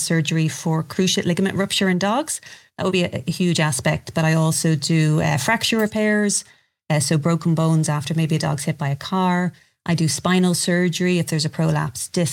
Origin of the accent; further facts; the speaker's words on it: Ireland; I'm from Ireland